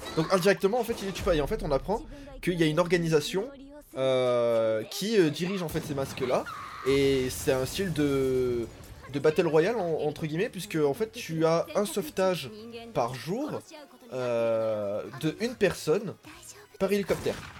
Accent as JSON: {"language": "French", "country": "France", "said": "chez nous en France"}